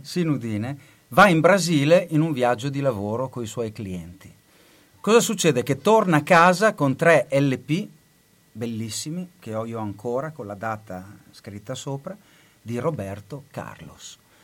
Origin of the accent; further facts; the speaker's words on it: Bologna, Emilia-Romagna, Italy; moved away as an adult; also born or lived in United States; Io sono nato a Bologna, nato e cresciuto dentro le mura, quartiere Marconi